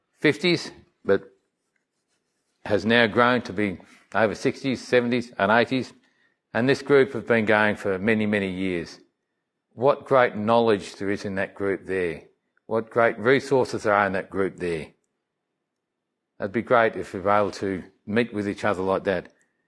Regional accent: Melbourne, Victoria, Australia; As I was saying about this little church that I grew up in Melbourne, service was one thing that came into mind.

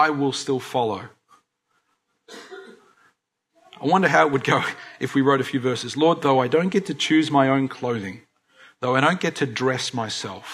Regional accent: Australia; as Aussie Christians

